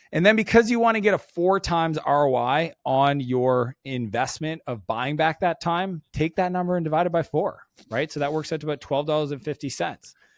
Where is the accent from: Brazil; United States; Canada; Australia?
Canada; I'm Canadian